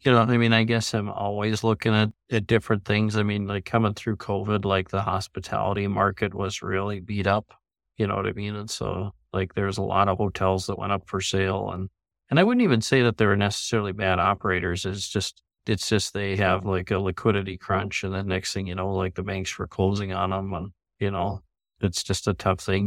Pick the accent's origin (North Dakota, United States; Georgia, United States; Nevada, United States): North Dakota, United States; Minot; also born or lived in Minneapolis, Minnesota / St. Cloud, Minnesota; now in Fargo, United States; I grew up in Minot, North Dakota